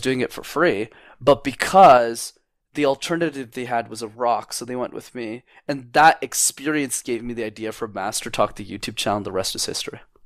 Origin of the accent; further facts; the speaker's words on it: Montreal, Quebec, Canada; I've been born, born, raised, and lived in, in Montreal, Canada for my whole life